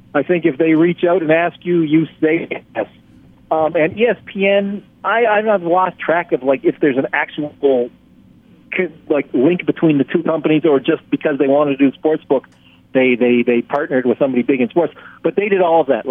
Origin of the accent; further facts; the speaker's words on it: Canada; I'm from Canada